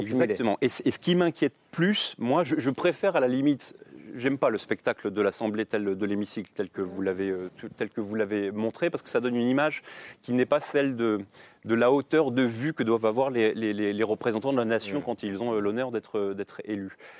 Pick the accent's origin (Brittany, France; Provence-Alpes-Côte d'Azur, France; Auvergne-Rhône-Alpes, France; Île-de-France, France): Brittany, France; Rennes; je suis breton, je suis rennais